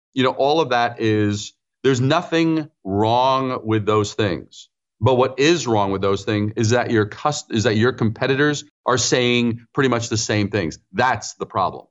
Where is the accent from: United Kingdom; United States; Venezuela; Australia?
United States; New York City, New York; also born or lived in Brooklyn / Long Island / Manhattan; I'm a native New Yorker, as you mentioned. So I was born in Brooklyn, raised in Queens